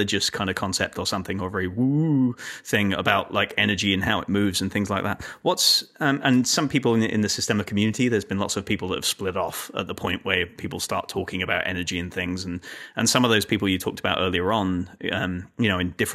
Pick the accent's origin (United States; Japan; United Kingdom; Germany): United Kingdom; England; moved away; I grew up in England